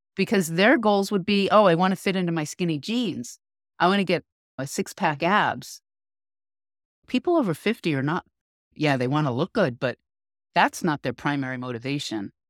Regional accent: New York, United States; now in California, United States; I grew up in New York

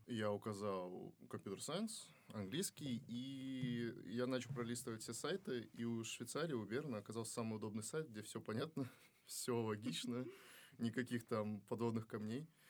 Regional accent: Kazakhstan; moved away as an adult; now in Russia; Я из Казахстана

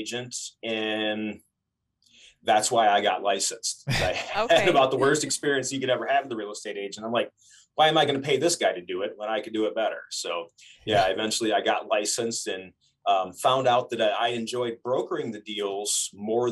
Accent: Lansing, Michigan, United States; moved away; I'm from Lansing, Michigan originally

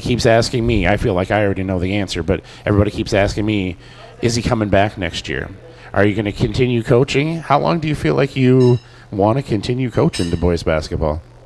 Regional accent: Delano, Minnesota, United States; now in Annandale, United States; as a, a transplant myself, I grew up in Delano and ended up moving up here

